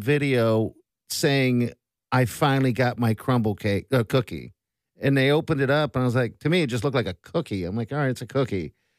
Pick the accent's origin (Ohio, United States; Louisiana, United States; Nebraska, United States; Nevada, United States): Nebraska, United States; Omaha; I'm from Omaha.